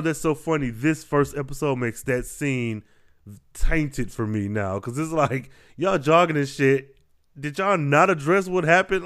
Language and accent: English; Midwest, United States; I was raised in the Midwest.